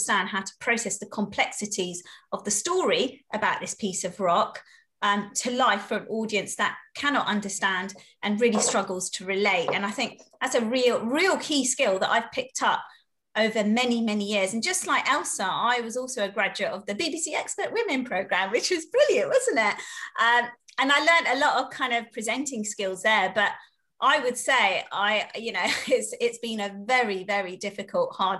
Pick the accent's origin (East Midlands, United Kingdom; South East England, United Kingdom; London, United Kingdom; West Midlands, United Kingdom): South East England, United Kingdom; Slough; I grew up in Slough